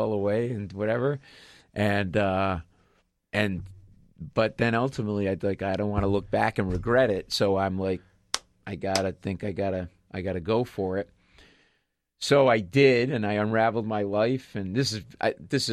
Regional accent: Rhode Island, United States; moved away as an adult; also born or lived in Boston / Queens, New York; We're both from Rhode Island.

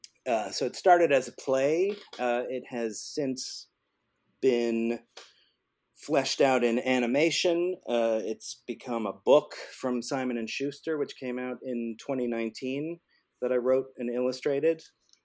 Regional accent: Arizona, United States; now in New York, United States; I grew up in Arizona. I've been living in New York for more years than I care to say

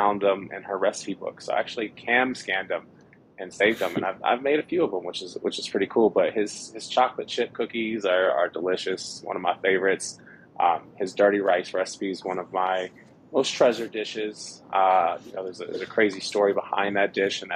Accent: Oakland, California, United States; also born or lived in San Francisco / Vallejo; now in Colorado Springs, United States; I grew up in the Bay Area. So originally from San Francisco, I grew up in Oakland, Vallejo, you know, pretty much all over the East Bay

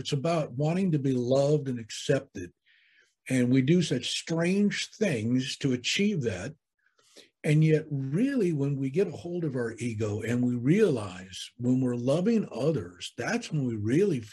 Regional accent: California, United States; I was born and raised here in California

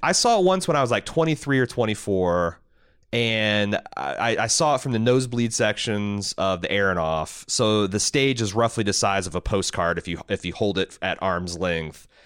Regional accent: United States; as American

